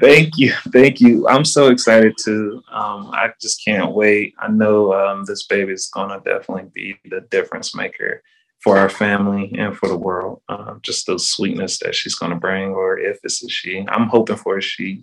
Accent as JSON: {"language": "English", "town": "Charlotte", "region": "North Carolina", "country": "United States", "tie": "born or raised there", "also_born_or_lived": "Raleigh, North Carolina / Durham, North Carolina / Statesville, North Carolina", "moved": "as an adult", "lives_now": "Tampa, United States", "said": "I moved to Charlotte um, until I was 12"}